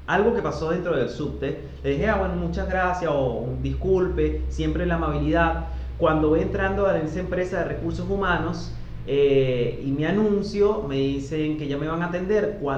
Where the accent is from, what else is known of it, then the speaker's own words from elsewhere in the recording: Venezuela; now in Argentina; somos como, como, la marca Venezuela. Ay, es venezolano, venezolano. Gracias a Dios acá en Argentina nos han tratado muy bien.